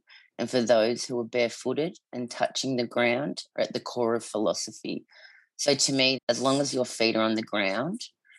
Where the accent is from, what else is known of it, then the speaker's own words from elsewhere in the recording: Newport, Victoria, Australia; first language English; also born or lived in Williamstown, Victoria; my mother was born in Williamstown and we grew up in Newport. So where I was born in Williamstown as well.